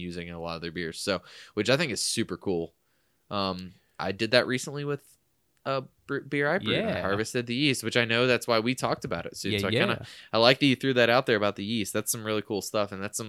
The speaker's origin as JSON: {"language": "English", "town": "Forsyth", "region": "Georgia", "country": "United States", "said": "I'm from Forsyth. I'm incoming here in Georgia. Yes, that is the name of the city."}